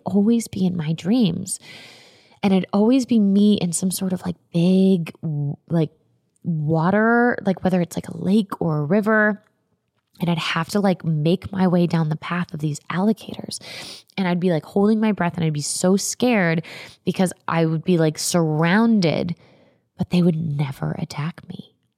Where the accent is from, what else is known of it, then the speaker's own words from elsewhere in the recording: Florida, United States; I am from Florida. I grew up going to Gatorland